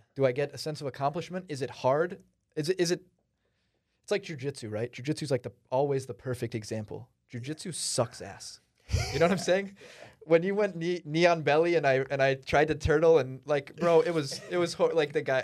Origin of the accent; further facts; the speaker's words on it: United States; I came here when I was like 5 or 6 and I'm an American citizen